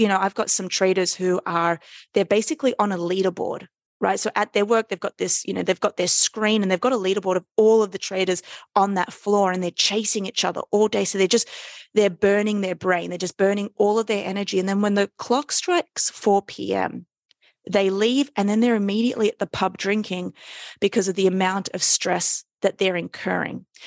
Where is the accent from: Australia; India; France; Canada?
Australia; Sydney, New South Wales; moved away as an adult; now in New York City, United States; I live in New York City, but I am Australian from Sydney